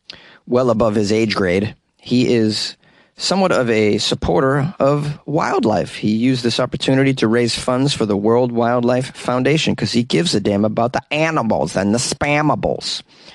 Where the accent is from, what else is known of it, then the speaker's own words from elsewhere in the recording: United States; I'm an American